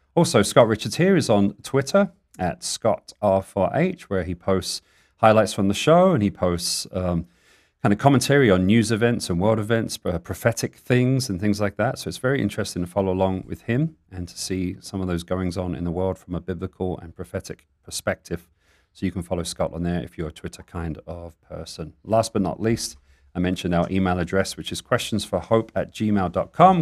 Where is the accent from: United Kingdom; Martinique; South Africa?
United Kingdom; England; accent: English; now in Tucson, United States; I sounded very English then.